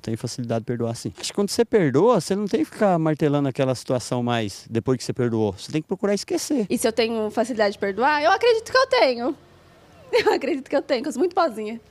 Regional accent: coast of São Paulo, Brazil; Eu sou do litoral de São Paulo

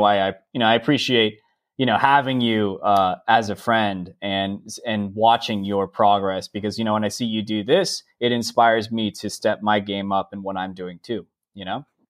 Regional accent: San Diego, California, United States; moved away as an adult; also born or lived in San Francisco, United States; I'm originally from San Diego

